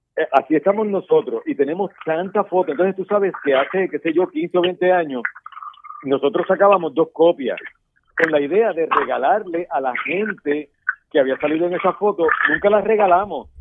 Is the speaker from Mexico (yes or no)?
no; Puerto Rico; como los puertorriqueños. Mira, nosotros vivimos hace tres años un huracán